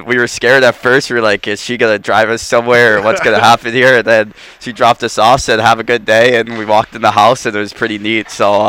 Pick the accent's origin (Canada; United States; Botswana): United States; Franklin Square, New York; moved away; I'm 20 minutes from the city, I mean, the city's great. I'm not a huge city guy, but yeah, I'm from Long Island, I'm not from the city.